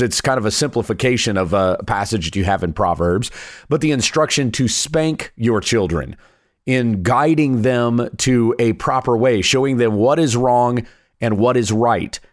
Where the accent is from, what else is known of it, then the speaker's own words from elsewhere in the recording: South Carolina, United States; moved away; I'm a Southern boy at heart. I was born in South Carolina.